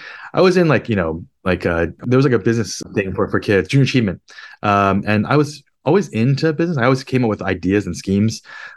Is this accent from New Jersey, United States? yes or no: yes; New Jersey, United States; also born or lived in Queens, New York; now in San Francisco, United States; I'm from the East Coast originally. I live in San Francisco now, but I was born in Queens, New York, moved to New Jersey when I was three. And then grew up in New Jersey.